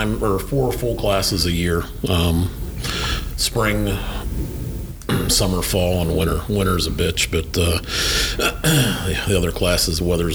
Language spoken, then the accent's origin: English; Sharpsville, Pennsylvania, United States; also born or lived in South Florida; now in Pennsylvania, United States; I'm from Sharpsville, Pennsylvania. Okay. Yeah, that little town north of Pittsburgh.